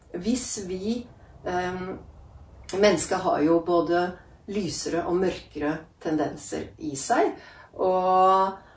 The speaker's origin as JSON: {"language": "Norwegian", "country": "Norway", "tie": "born or raised there", "also_born_or_lived": "Italy", "moved": "as an adult", "said": "jeg vokste opp i Norge med en italiensk mamma"}